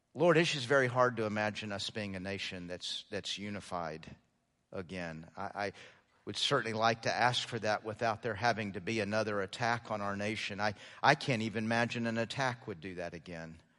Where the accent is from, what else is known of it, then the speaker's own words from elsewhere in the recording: United States; being an American